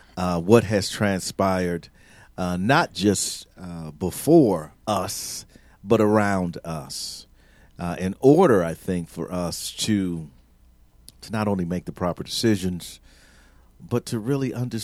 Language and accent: English; Milwaukee, Wisconsin, United States; born or raised there